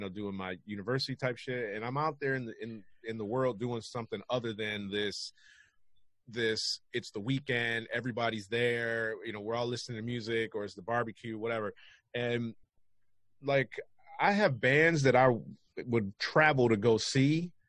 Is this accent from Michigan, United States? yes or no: yes; Detroit, Michigan, United States; Obviously, I'm from Detroit, so that's where them fools are from.